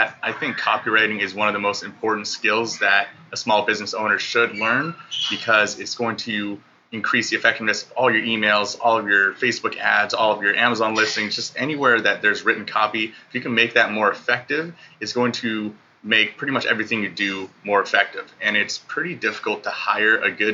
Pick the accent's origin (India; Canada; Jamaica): Canada; moved away as an adult; now in Bali, Indonesia; I left Canada, my home country, a little over a year ago.